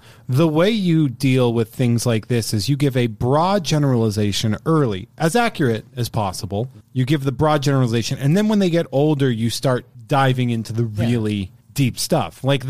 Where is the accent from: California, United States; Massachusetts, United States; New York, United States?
Massachusetts, United States